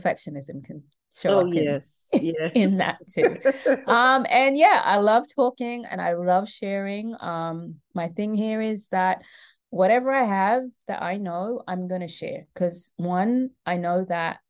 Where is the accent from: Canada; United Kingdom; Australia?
United Kingdom; London; moved away as an adult; now in Atlanta, United States; I was born and raised in London to Caribbean parents.